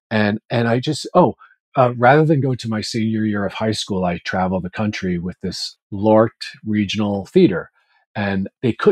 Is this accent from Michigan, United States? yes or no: no; New York, United States; My parents were both from Ireland. We were raised in Washington Heights in Manhattan.